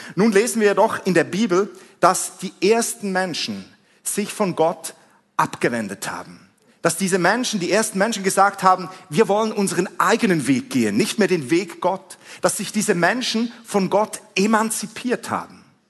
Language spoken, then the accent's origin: German; Switzerland; accent: Swiss; vielleicht hast du es schon an meinem Akzent gehört, ich bin ein Schweizer